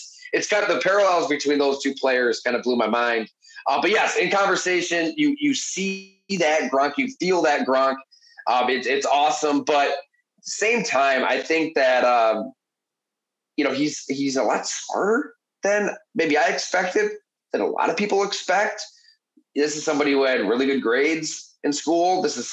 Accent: Ellicottville, New York, United States; I'm at Class D Ellicottville

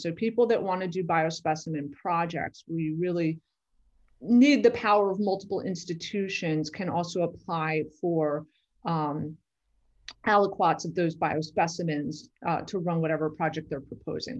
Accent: New York, United States; I am from New York originally

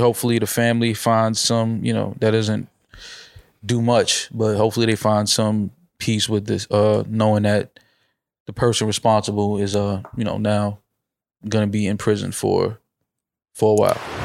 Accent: New York, United States; grew up in the hood, bodega on three of the four corners. That's just what it is, growing up in New York.

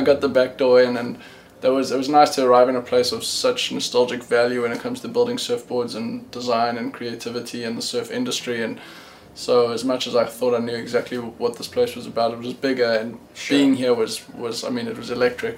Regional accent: South Africa; also born or lived in Cape Town; I was born in South Africa.

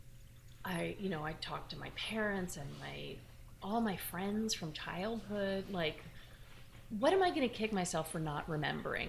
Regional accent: New York, United States; also born or lived in Wisconsin / Brooklyn, New York; I grew up on the Upper West Side

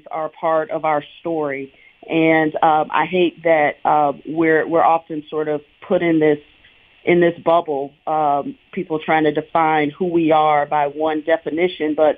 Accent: Sanford, Florida, United States; moved away as an adult; now in Louisville, United States; my hometown of Sanford, Florida

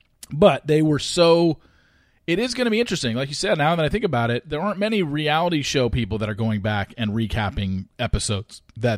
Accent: North Orange County, Southern California, United States; growing up in Southern California, growing up in Orange County, although I was North Orange County, they were South Orange County, where a lot of the money was. You know, I grew up middle class Orange County

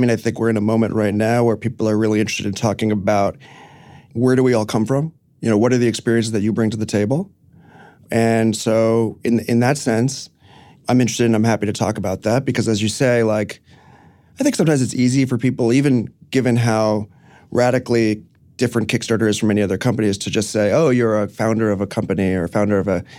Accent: New York City, New York, United States; No, I grew up in the city, but I grew up on Roosevelt Island, actually.

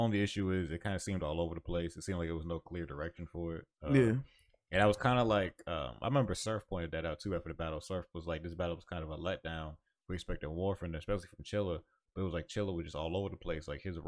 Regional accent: New Jersey, United States; I'm from Jersey. This is what we call it.

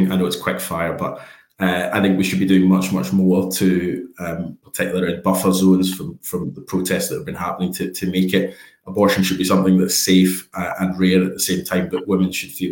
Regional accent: Scotland, United Kingdom; But I'm here as a Scottish Labour MP

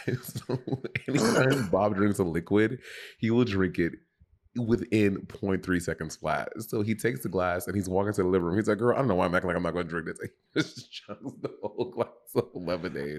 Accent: St. Lucia; also born or lived in New York; now in Los Angeles, United States; When I grew up with dogs in St. Lucia

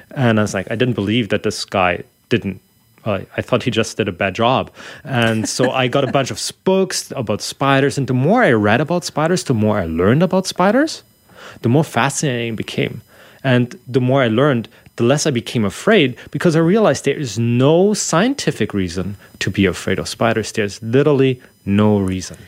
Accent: Germany; English is a second language; moved away; I'm from Germany originally

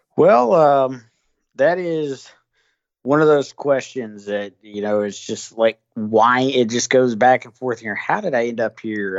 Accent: the South, United States; I'm from the South

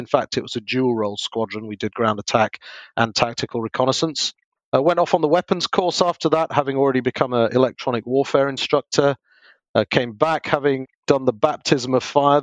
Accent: Yorkshire and the Humber, United Kingdom; I am from Yorkshire, up in the north of England originally.

